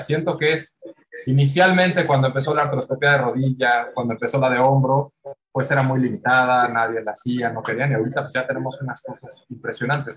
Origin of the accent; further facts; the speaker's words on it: Mexico City, Mexico; nací aquí en la Ciudad de México